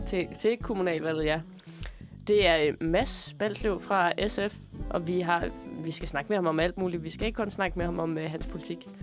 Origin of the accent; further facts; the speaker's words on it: Tønder, Southern Denmark, Denmark; moved away; jeg er jo øh, fra Tønder oprindeligt